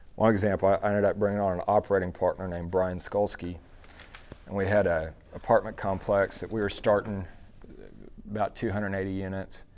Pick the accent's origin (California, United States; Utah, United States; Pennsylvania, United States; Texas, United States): Texas, United States; Dallas; I grew up in Dallas